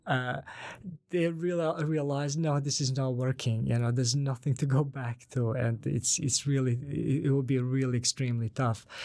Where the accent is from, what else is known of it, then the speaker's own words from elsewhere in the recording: Banja Luka, Republika Srpska, Bosnia & Herzegovina; first language Bosnian; English is a second language; now in Sweden; I'm from Banja Luka.